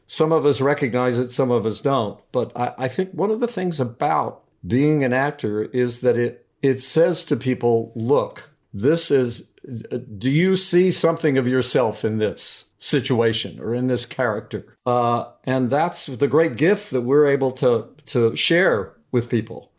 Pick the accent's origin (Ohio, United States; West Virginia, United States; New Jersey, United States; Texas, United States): West Virginia, United States; Beckley; owned a restaurant in a, in a coal mining town in West Virginia, uh, called Beckley, West Virginia. And so I grew up